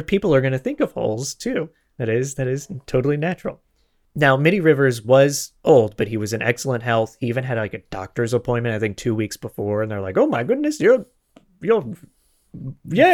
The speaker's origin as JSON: {"language": "English", "region": "Florida", "country": "United States", "also_born_or_lived": "Los Angeles, United States", "moved": "yes", "said": "I'm from Florida originally. I lived in L A for twenty"}